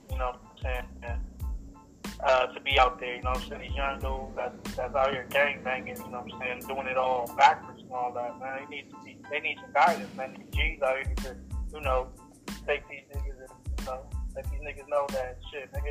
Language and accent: English; Los Angeles, California, United States; also born or lived in upstate New York; one half … and …, man. I'm from South Central LA.